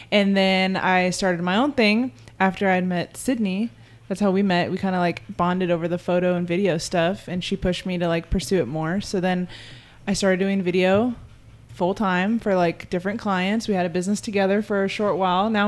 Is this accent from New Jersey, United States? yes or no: no; San Diego, California, United States; Yeah, I'm from San Diego, born and raised.